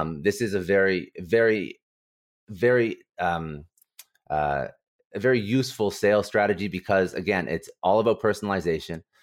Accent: Ottawa, Ontario, Canada; now in Toronto, Canada; I was basically born and raised in Ottawa

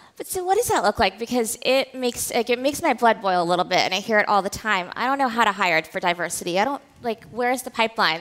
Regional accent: the South, United States; I was born to immigrant parents. I grew up in the South

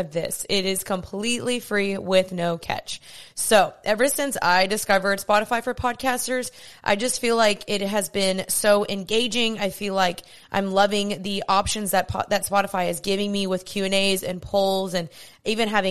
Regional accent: Dallas, Texas, United States; I'm 28 years old. I'm from Dallas.

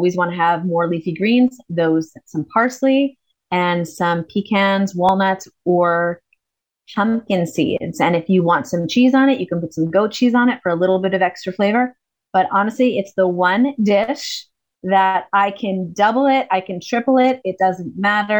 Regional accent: United States; moved away; I'm American

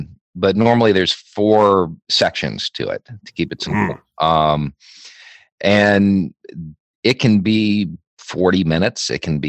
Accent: Alabama, United States; is Lower Alabama, if you've never been here.

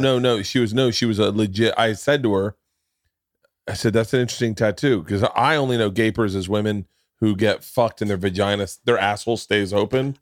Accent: Florida, United States; I grew up in Florida

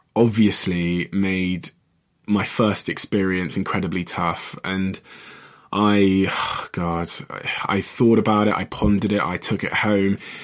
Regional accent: Botswana; I was born in Botswana, just near South Africa.

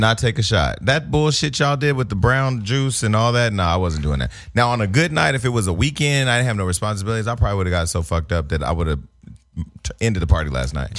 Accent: Northern California, United States; I'm from Northern California, home of the boosters.

